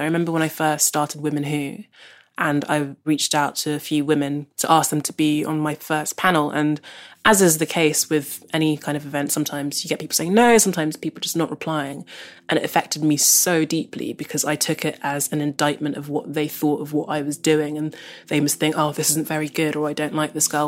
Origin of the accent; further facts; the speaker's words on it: London, United Kingdom; I grew up in South London, which is where I still live